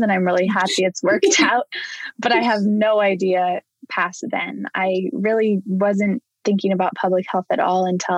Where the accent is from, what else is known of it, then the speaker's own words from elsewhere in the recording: Oregon, United States; I grew up in Oregon.